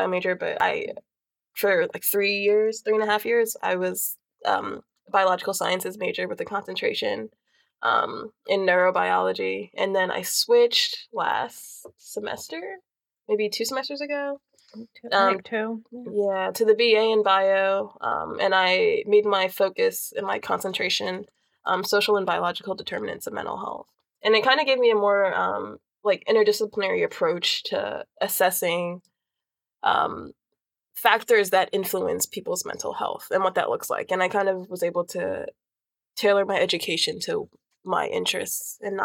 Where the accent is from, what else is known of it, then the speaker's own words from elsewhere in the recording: Greensboro, North Carolina, United States; also born or lived in New York; I grew up in Greensboro, and then I've, like, lived there since, like, fourth grade. Before that, I lived in New York